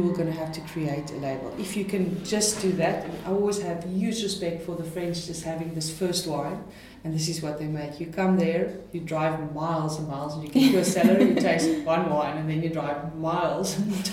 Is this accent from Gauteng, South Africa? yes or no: no; Stellenbosch, Western Cape, South Africa; I come from Stellenbosch, and Stellenbosch has got a style